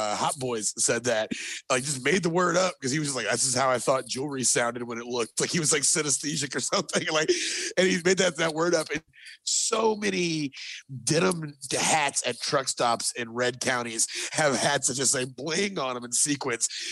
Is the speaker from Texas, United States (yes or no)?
yes; Killeen, Texas, United States; also born or lived in El Paso, Texas; I grew up in Killeen, Texas